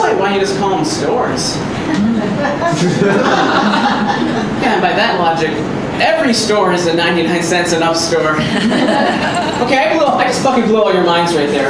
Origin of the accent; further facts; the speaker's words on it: New York, United States; I grew up here in New York